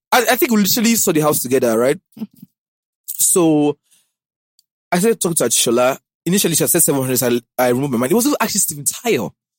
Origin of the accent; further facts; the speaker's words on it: Warri, Delta, Nigeria; You came from Ondo or Akure, you came from Ibadan, I came from Warri.